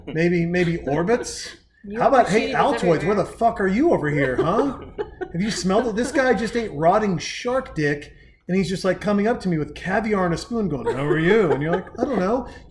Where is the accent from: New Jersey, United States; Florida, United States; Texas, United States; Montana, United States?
Montana, United States; Whitefish; also born or lived in Southern California / Portland; now in Austin, United States; I'm from Montana and my mother's like 17th husband was black? And I'm from Whitefish, Montana.